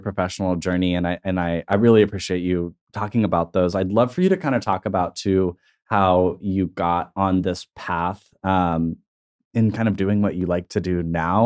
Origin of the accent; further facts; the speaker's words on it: Tulsa, Oklahoma, United States; I'm comfortable in my hometown